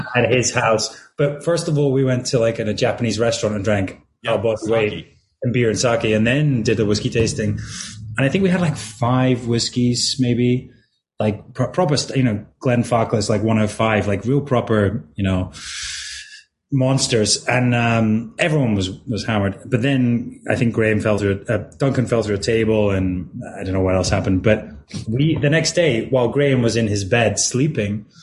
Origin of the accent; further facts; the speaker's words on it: Edinburgh, Scotland, United Kingdom; I'm from Edinburgh